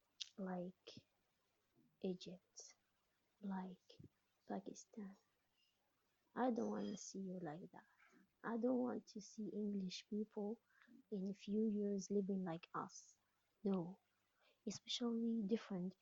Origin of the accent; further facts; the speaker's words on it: Algeria; I'm an atheist from Algeria.